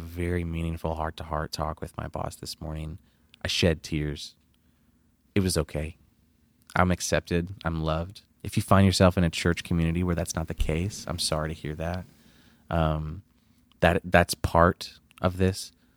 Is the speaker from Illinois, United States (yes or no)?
no; Flint, Michigan, United States; moved away as an adult; now in Texas, United States; I'm originally from Flint, Michigan. Uh, I moved to Texas when I was nineteen